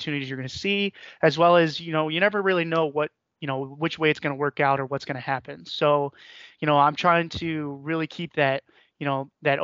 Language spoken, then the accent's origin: English; Northeast Ohio, United States; I was born here in Northeast Ohio. I've spent the majority of my life here in the Northeast Ohio.